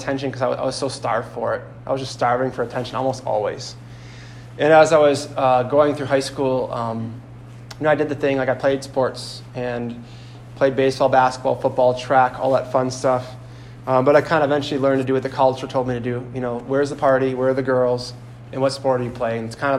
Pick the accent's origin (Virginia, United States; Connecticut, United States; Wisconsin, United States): Wisconsin, United States; Sheboygan; I come from Sheboygan, which is about an hour east of here, roughly